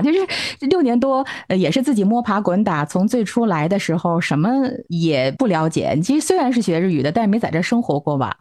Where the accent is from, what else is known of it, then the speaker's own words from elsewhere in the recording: Beijing, China; moved away as an adult; now in Tokyo, Japan; 我现在在东京，我是六年之前来的东京，嗯。以前是一直在北京，我是北京人